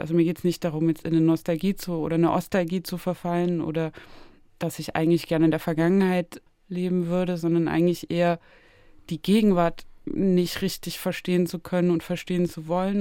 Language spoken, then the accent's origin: German; Zwickau, Saxony, Germany; moved away; also born or lived in Berlin; in meiner Heimatstadt Zwickau